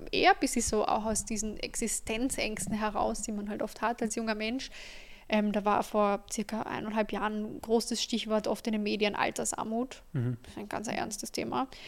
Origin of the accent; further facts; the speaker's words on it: Carinthia, Austria; ich habe äh, Immobilien in Kärnten gekauft, wo ich her bin, dass ich da viel familiäre Unterstützung gehabt habe